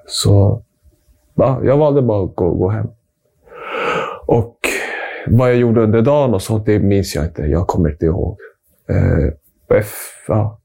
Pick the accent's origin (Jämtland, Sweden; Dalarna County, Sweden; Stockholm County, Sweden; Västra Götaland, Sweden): Stockholm County, Sweden; Stockholm; Född och uppvuxen här i Stockholm